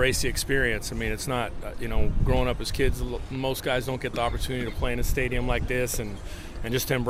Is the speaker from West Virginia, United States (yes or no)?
no; San Carlos, California, United States; from San Carlos, California.